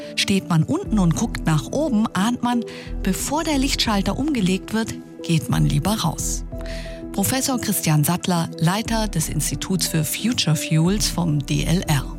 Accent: Germany; Bei uns in Deutschland

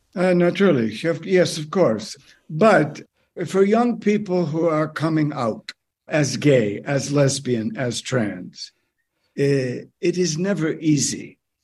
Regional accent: United States; moved away as an adult; now in Canada; my birth country

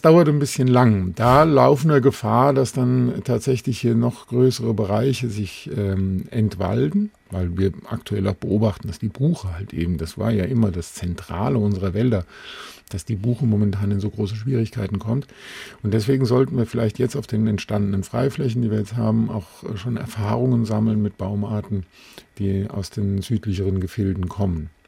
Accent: Alsfeld, Hesse, Germany; meiner Heimatstadt in Alsfeld in Hessen

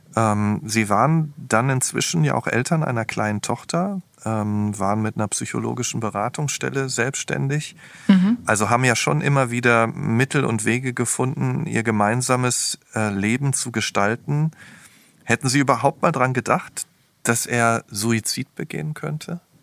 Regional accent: Ruhr area, North Rhine-Westphalia, Germany; Ich komme übrigens auch aus dem Ruhrgebiet.

